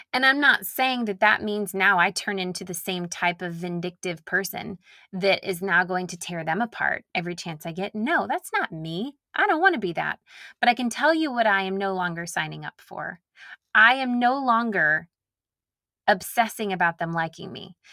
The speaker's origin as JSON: {"language": "English", "town": "Nashville", "region": "Tennessee", "country": "United States", "tie": "born or raised there", "accent": "Southern", "said": "I grew up in Nashville"}